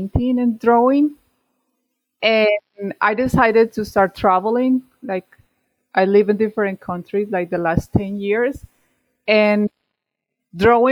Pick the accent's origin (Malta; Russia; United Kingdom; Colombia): Colombia; Medellin, Antioquia; English is a second language; moved away as an adult; I am from Medellin, Colombia